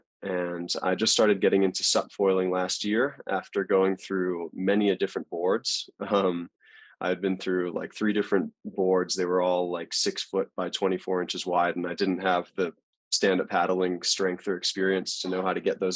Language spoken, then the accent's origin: English; Maui, Hawaii, United States; also born or lived in Australia; I'm originally born and raised on Maui, but my mom is Australian